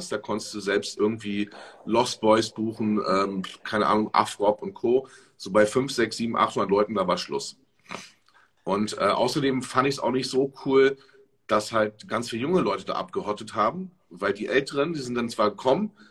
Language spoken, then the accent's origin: German; Berlin, Germany; also ich komme ja aus Berlin und habe auch schon äh, viele, viele Jahre, ich mache seit über zehn Jahren Events in Berlin.